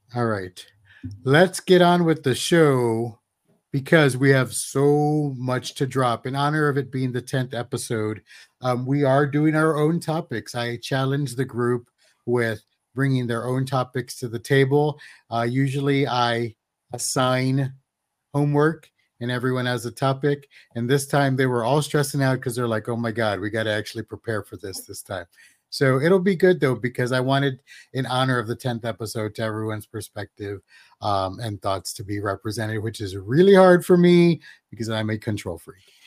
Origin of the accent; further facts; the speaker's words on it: San Antonio, Texas, United States; Growing up in San Antonio